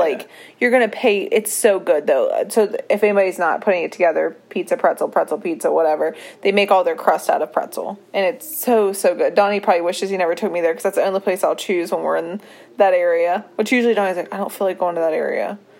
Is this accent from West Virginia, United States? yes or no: yes; Berkeley Springs, West Virginia, United States; moved away; They were actually visiting my hometown, like, being tourists in my hometown